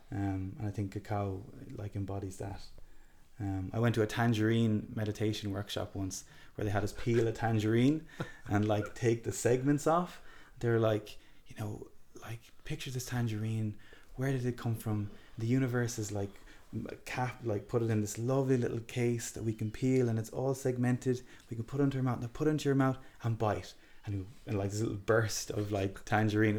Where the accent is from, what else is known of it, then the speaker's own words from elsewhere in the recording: Galway, Connacht, Ireland; I was raised in in Key Street and Galway City